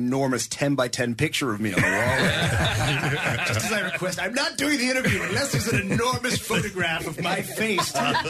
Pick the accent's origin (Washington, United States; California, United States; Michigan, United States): Washington, United States; Seattle; also born or lived in Aylesbury, England; I'm from just outside Aylesbury, but I grew up in Seattle, so I missed out on the sexy accent.